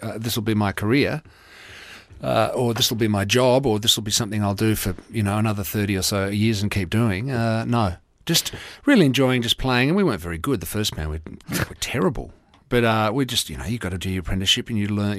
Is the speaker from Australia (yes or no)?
yes; Mornington Peninsula, Victoria, Australia; also born or lived in Nigeria; where we grew up in the Mornington Peninsula